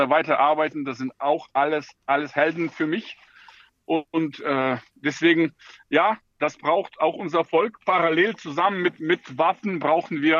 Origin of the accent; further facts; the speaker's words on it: Ukraine; German is a second language; now in Germany; ich als Ukrainer äh, fühle mich auch wohl mit dieser Gedanke.